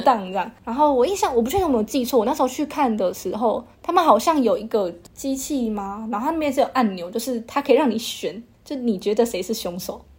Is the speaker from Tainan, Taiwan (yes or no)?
no; Taichung, Taiwan; 我们家是台中人